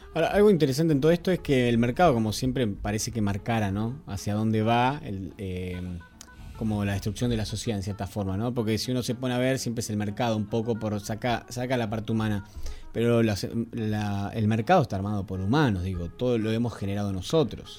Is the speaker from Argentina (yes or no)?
yes; Argentina; nosotros somos argentinos